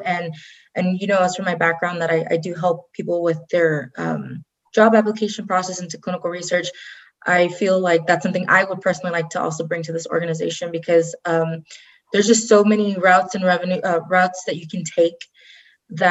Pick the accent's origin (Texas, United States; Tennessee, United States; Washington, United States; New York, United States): Texas, United States; Rio Grande Valley, south; now in Austin, United States; I currently in Austin, Texas. I'm originally from the Rio Grande Valley, very south Texas.